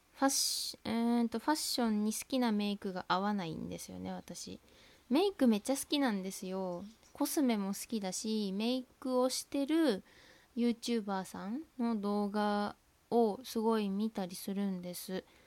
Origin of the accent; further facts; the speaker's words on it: Tohoku, Japan; accent: Tohoku dialect; 私は生粋のあの東北なまりですので